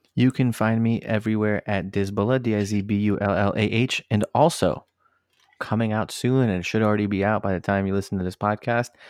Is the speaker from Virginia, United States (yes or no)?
yes; Northern Virginia, United States; where I grew up in in Northern Virginia, right? I, I grew up in an area with a lot of uh, minorities